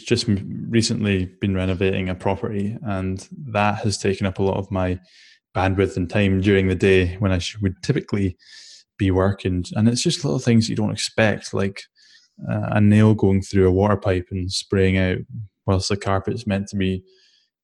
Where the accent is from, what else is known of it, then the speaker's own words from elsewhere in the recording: Shetland Islands, Scotland, United Kingdom; I grew up in the Shetland Islands, which is as far north as you can go in the UK